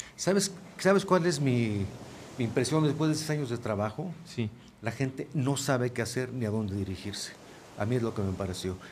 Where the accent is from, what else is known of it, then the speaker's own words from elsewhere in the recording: Mexico; Yo mismo como mexicano